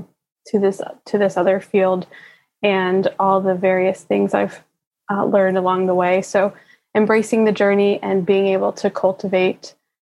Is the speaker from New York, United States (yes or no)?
yes; New York, United States; from Brooklyn, New York